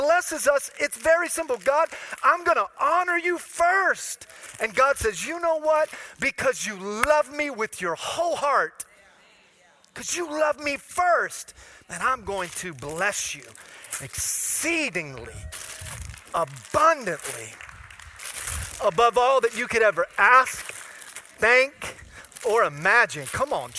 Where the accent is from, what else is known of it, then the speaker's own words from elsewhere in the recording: Florida, United States; I'm from Florida